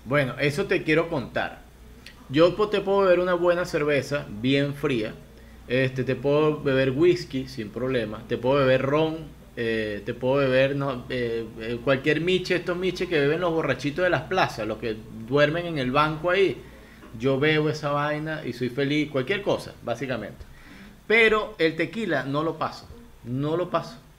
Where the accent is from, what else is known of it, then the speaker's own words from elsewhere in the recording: Venezuela; moved away as an adult; now in Ecuador; yo soy venezolano, pero actualmente vivo en Ecuador